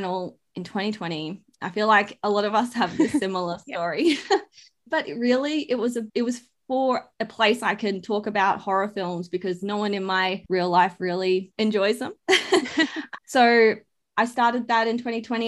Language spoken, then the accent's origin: English; Brisbane, Queensland, Australia; I'm from Brisbane